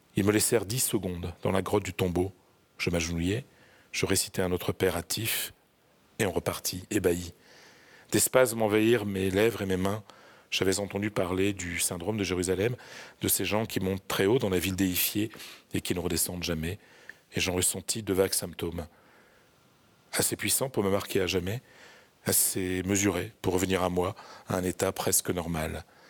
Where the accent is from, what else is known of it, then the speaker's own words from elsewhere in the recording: France; moved away as an adult; also born or lived in Madrid, Spain; Moi, je suis français, je suis un laïc